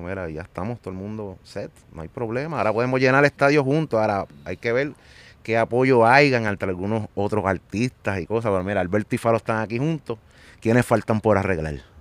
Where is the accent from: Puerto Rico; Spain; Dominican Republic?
Puerto Rico; Carolina; de Carolina